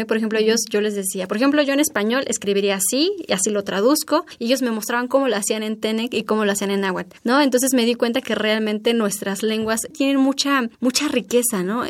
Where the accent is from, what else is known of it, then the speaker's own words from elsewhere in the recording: Oaxaca, Mexico; como una oaxaqueña